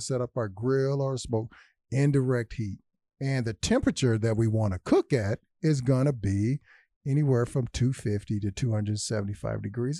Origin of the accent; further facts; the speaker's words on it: Louisville, Kentucky, United States; also born or lived in Detroit, Michigan; my hometown